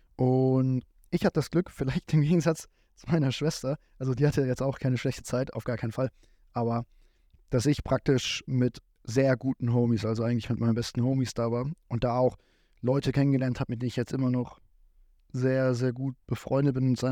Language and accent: German; Giessen, Hesse, Germany; Ich komme hier aus dem Raum Gießen